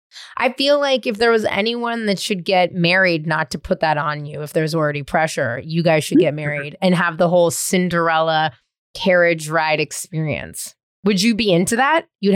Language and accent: English; San Francisco, California, United States; now in Los Angeles, United States; I'm from San Francisco, so I love that. And I live